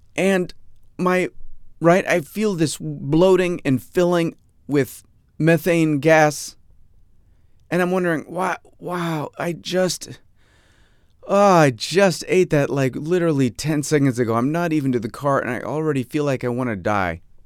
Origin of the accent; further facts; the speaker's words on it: Fairport, New York, United States; my hometown of Fairport, New York, my supposed hometown, my, my soon-to-be, p-, potentially soon-to-be former hometown